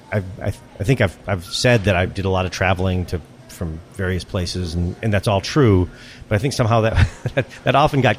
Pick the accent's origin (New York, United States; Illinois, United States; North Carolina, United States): Illinois, United States; Skokie; I grew up in Skokie, Illinois at the time, high Jewish population